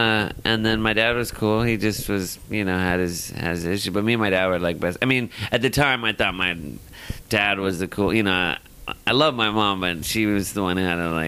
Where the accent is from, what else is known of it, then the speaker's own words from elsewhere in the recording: Los Angeles, California, United States; Yeah, born and raised.